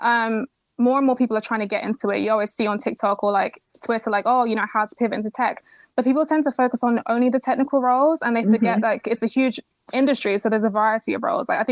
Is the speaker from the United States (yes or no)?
no; Kent, South East England, United Kingdom; also born or lived in Nigeria; I was actually born in Nigeria. Then I moved to the UK. I grew up in Kent